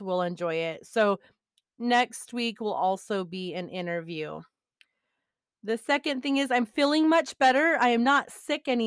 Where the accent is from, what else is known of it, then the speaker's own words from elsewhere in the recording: Montana, United States; I pretty much was raised in Montana